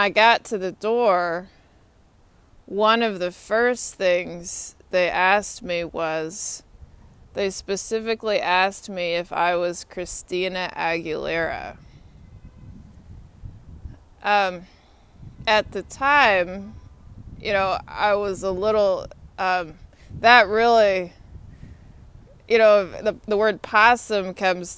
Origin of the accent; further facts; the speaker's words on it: Austin, Texas, United States; moved away as an adult; also born or lived in Atlanta, Georgia; now in Washington, United States; My hometown's Austin, Texas. I graduated from Lyndon Johnson High School in Austin, Texas